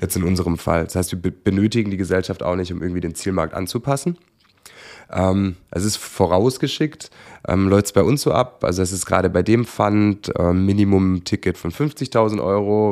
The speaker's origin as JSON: {"language": "German", "region": "Swabia", "country": "Germany", "said": "ich als Schwabe"}